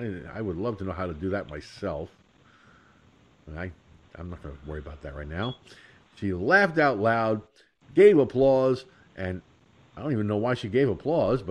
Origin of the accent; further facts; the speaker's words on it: Peekskill, New York, United States; Peekskill, my hometown